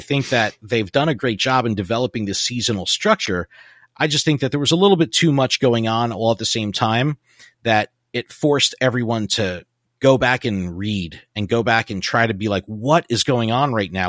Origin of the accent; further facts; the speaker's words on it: New Jersey, United States; I'm from New Jersey